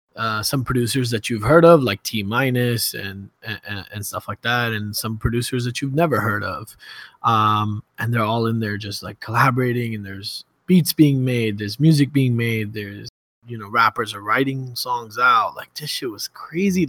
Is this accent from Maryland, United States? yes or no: no; New York City, New York, United States; I'm from Brooklyn.